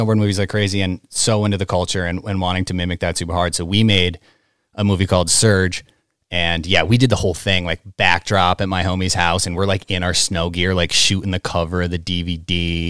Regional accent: Great Barrington, Massachusetts, United States; I'm from Great Barrington.

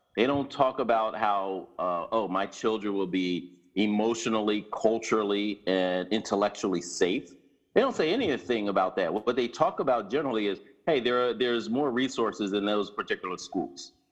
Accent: Philadelphia, Pennsylvania, United States; West Philadelphia, born and raised

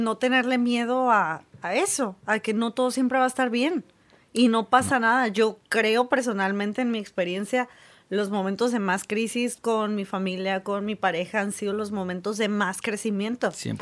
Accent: Mexico; nuestra cultura creo que como mexicanos

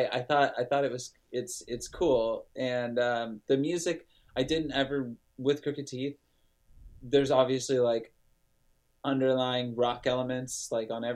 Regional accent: Lodi, California, United States; my hometown of Lodi, California.

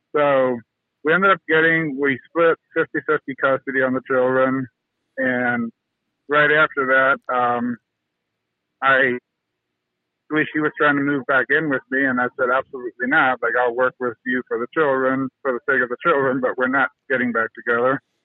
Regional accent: North Canton, Ohio, United States; I'm actually from North Canton, Ohio, where the Hoover Company is

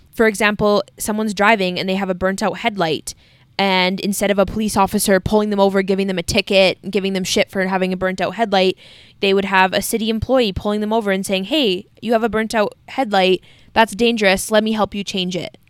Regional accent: Canada

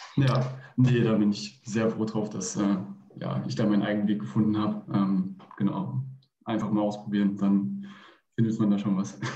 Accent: Fulda, Hesse, Germany; moved away as an adult; now in Bayreuth, Germany; ich komme aus Fulda und studiere mittlerweile in Bayreuth

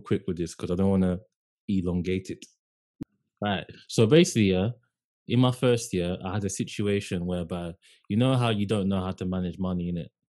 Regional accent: London, United Kingdom; I was from London.

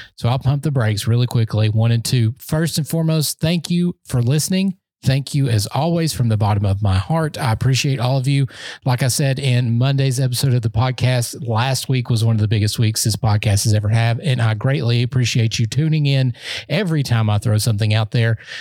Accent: Knoxville, Tennessee, United States; I'm from Knoxville. That's where I'm from.

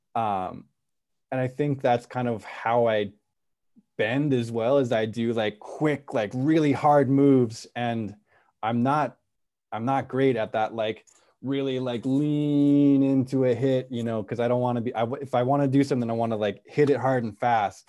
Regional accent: Santa Cruz, California, United States; moved away as an adult; also born or lived in East Coast, United States; I'm from Santa Cruz. My, my folks live in Santa Cruz

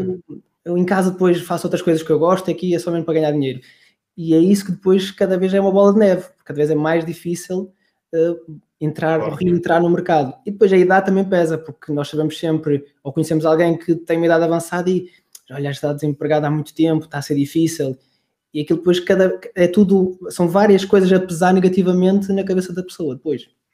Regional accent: Braga, Norte, Portugal; moved away as an adult; also born or lived in Coimbra; eu sou de Braga

